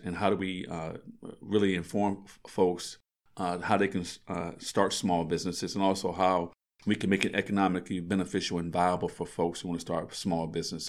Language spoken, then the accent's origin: English; Frederick, Maryland, United States; I'm a native Fredericktonian. I was born here in Frederick. I was able to actually go to school here in Frederick County Public Schools. I actually attended Walkersville, but I was born here in the city.